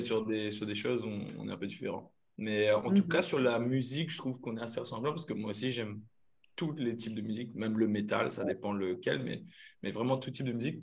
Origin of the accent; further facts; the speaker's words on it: Saint-Paul, Réunion; moved away as an adult; also born or lived in Limoges; d'où je viens, comme dit Claire La Réunion, moi c'est un Yab, sort de Game Saint-Paul un euh, petit village la Miss